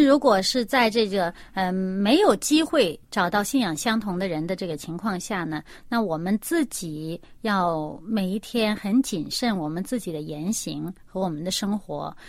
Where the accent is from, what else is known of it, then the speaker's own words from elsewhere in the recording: China; 我们中国人